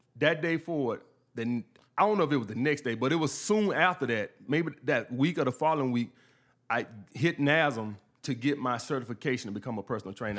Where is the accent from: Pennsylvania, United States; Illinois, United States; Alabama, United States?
Alabama, United States; Montgomery; born or raised there; moved away as an adult; also born or lived in Brooklyn, New York